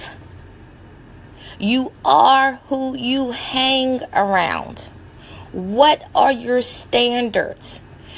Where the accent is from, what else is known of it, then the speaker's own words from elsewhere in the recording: the South, United States; I'm from the South, and being from the South, you know, we have that comeback power